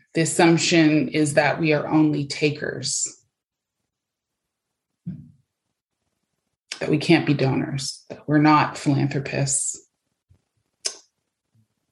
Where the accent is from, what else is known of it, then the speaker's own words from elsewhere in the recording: Canada; also born or lived in Toronto, Ontario; now in Abbotsford, Canada; I'm from Canada